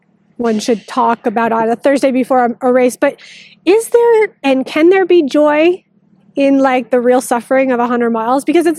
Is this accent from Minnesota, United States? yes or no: yes; Minnesota, United States; I'm Minnesotan too